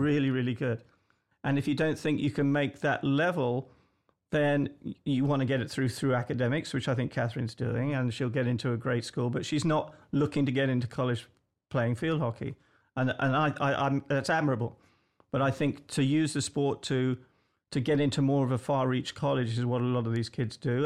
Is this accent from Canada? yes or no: no; England, United Kingdom; moved away; I'm English